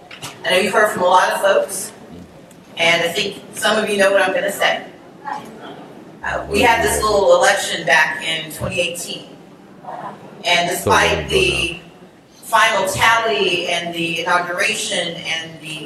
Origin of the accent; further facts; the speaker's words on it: Gulfport, Mississippi, United States; Mayor Morial, because I'm from Gulfport originally, so you're always Mayor Morial.